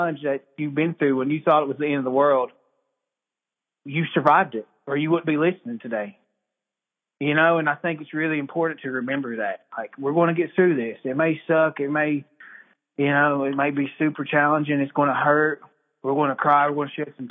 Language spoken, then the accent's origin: English; Cherokee, North Carolina, United States; I'm from Cherokee, North Carolina. I grew up here in the Birdtown community.